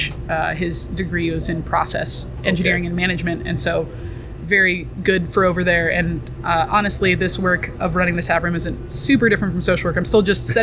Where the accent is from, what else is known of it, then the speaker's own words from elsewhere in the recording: Sedona, Arizona, United States; also born or lived in Boulder, Colorado / Denver, Colorado; I grew up in Sedona. I was here until I graduated high school. And then I lived in Boulder and Denver for about a decade.